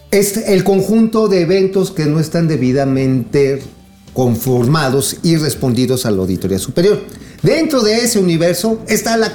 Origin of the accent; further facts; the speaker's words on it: Acapulco, Guerrero, Mexico; now in Coahuila, Mexico; Yo soy de Guerrero, yo soy de Acapulco